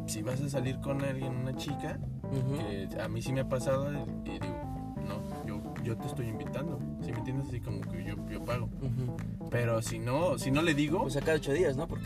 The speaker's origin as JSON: {"language": "Spanish", "country": "Mexico", "lives_now": "Canada", "said": "Y nosotros como mexicanos podemos, pero nada más creo"}